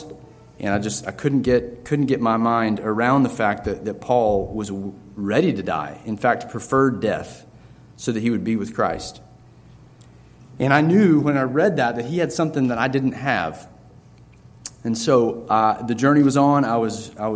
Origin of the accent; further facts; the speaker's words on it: North Carolina, United States; now in Lynchburg, United States; I was born in North Carolina, so definitely a Tar Heel